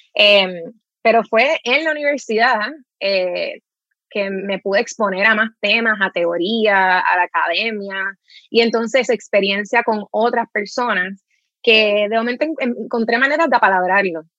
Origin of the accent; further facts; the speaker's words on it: Trujillo Alto, Puerto Rico; moved away as an adult; yo crecí en Carraízo, en Trujillo Alto